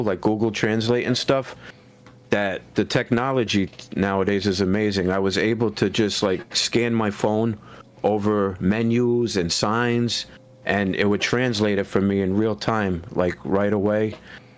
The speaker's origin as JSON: {"language": "English", "region": "New Jersey", "country": "United States", "tie": "born or raised there", "said": "here in my hometown"}